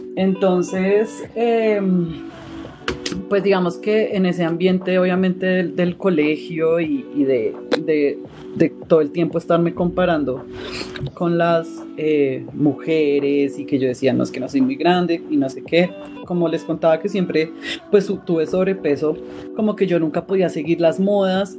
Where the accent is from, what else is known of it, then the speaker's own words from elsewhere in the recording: Bogotá, Colombia; yo soy de Bogotá, Colombia